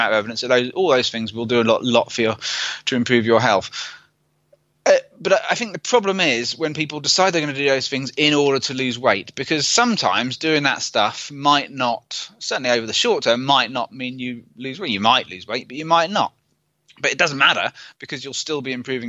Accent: United Kingdom; I'm British

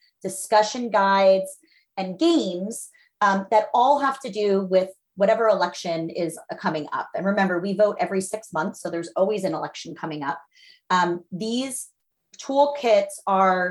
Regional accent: Philadelphia, Pennsylvania, United States; I'm a Philadelphian

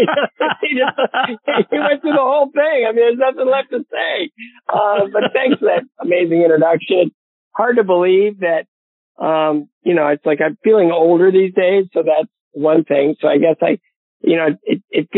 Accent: Bowling Green, Ohio, United States; my hometown of Bowling Green, Ohio

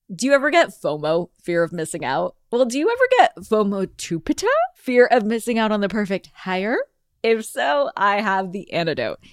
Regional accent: California, United States; my home state of California

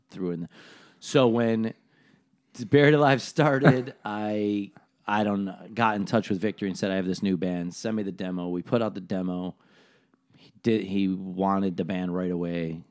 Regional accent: Buffalo, New York, United States; I'm from Buffalo

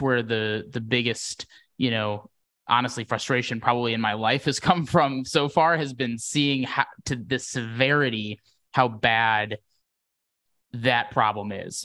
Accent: Wisconsin, United States; moved away; I grew up in Wisconsin

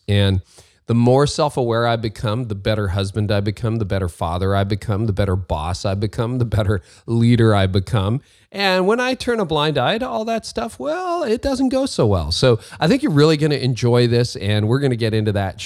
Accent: Windsor, Ontario, Canada; And I grew up in Windsor, Ontario

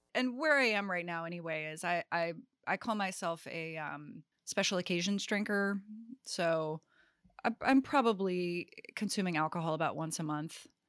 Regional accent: Greensboro, North Carolina, United States; I grew up in Greensboro, North Carolina

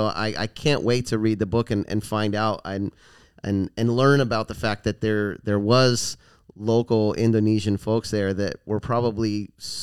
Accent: Florida, United States; moved away; also born or lived in California; I grew up in Florida and then I lived in California for 10 years

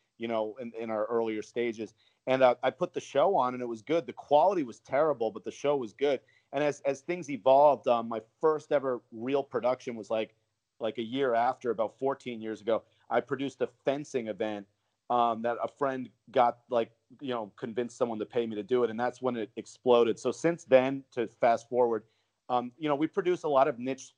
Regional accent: Providence, Rhode Island, United States; Providence, Rhode Island, my hometown

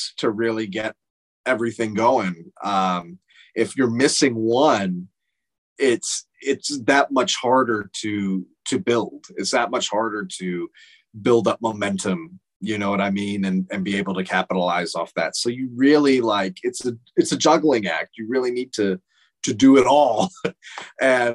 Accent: Phoenix, Arizona, United States; I'm from Phoenix

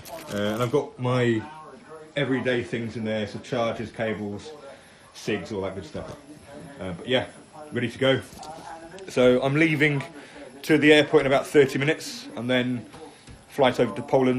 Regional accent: United Kingdom; as a Brit going abroad

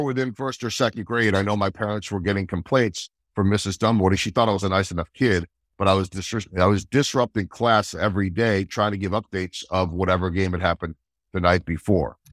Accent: outside of Philadelphia, Pennsylvania, United States; born or raised there; also born or lived in Chicago / Saint Louis; now in Kansas City, United States

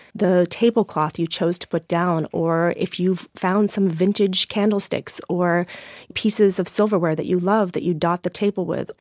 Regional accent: Maine, United States; brought myself back to my hometown

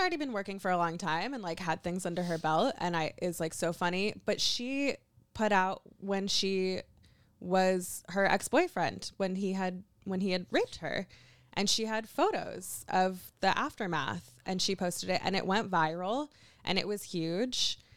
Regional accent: Kentucky, United States; I'm from Kentucky. I'm very used to being the only Jew in a room

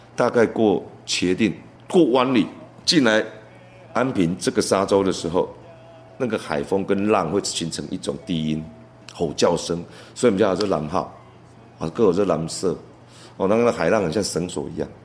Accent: Taiwan; 我台湾人，我台湾人。

